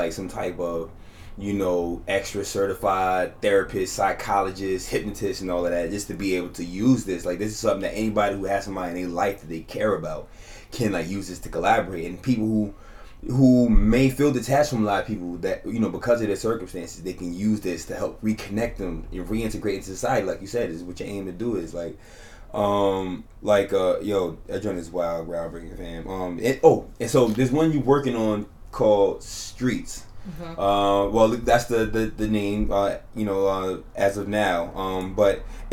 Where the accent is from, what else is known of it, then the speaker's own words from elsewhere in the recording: New York City, New York, United States; I'm from Harlem